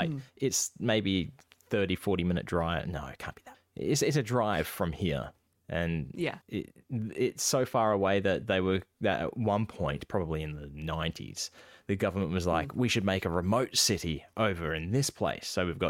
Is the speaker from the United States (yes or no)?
no; Australia; born there; I am Australian born, and I have not heard of this. I'm like 6 years old at the time. And there's fucking kangaroos everywhere.